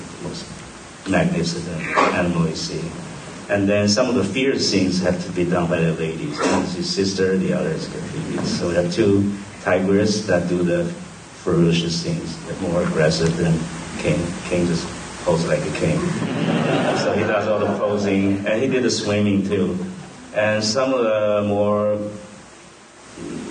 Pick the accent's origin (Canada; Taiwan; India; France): Taiwan; moved away; Taiwan is like my floating island, you know. It's my hometown